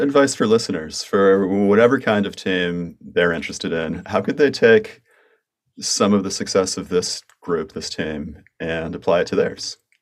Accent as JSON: {"language": "English", "country": "United States", "accent": "American", "said": "in my American accent"}